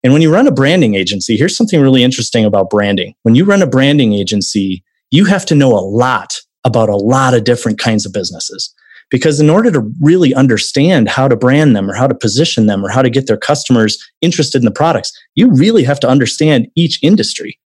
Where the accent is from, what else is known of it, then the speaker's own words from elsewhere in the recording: Wisconsin, United States; now in Arizona, United States; originally from Wisconsin. I'm from the Midwest myself.